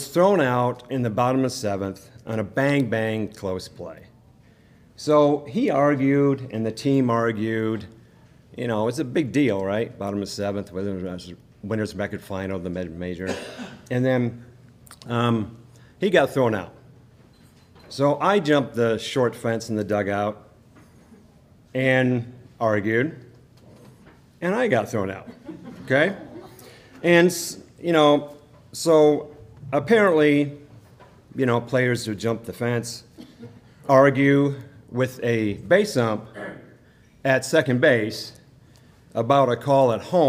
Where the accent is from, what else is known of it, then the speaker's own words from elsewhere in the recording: Michigan, United States; I was just fortunate to be from Michigan